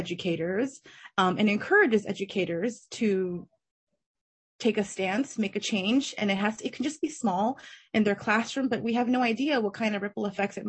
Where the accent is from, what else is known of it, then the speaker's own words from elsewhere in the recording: Berkeley, California, United States; also born or lived in China; I grew up in Berkeley, California